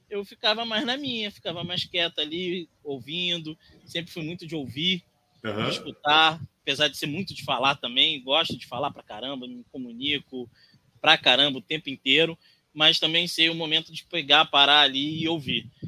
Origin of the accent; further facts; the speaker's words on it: Brasília, Federal District, Brazil; born there; also born or lived in Rondônia; Eu nasci em Brasília. Todo mundo fala, pô, …, carioca, coisa e tal, mas eu nasci em Brasília, saí de lá muito pequeno, fui para Rondônia